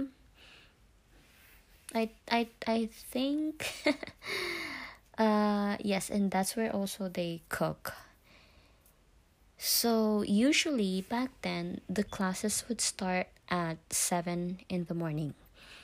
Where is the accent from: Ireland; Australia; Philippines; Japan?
Philippines; I was a first year in high school in the Philippines. I went to a Catholic school in my hometown